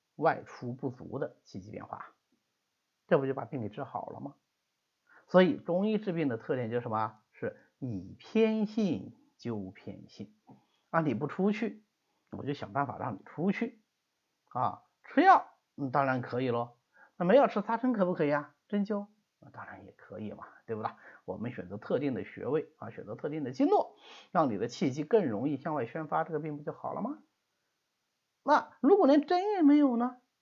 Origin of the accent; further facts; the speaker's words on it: Hangzhou, Zhejiang, China; 所以我们杭州这地方吃辣的就比较少